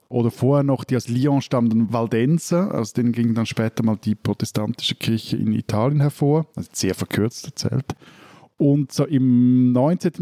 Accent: Switzerland; ich als gebürtiger Seebub

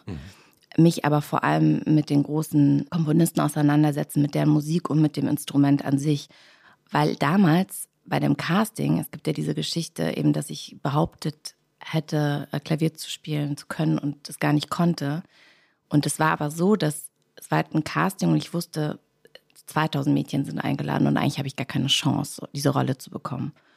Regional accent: rural Bavaria near Holzkirchen, Germany; moved away as an adult; also born or lived in Hamburg; now in Berlin, Germany; wir kommen nämlich ursprünglich alle aus Hamburg und sind dann für die Serie für meinen Vater oder mit ihm nach äh, München gezogen. Und äh, dann direkt aufs Land, ein kleiner Ort, wunderschön, zwischen Saulach und Holzkirchen

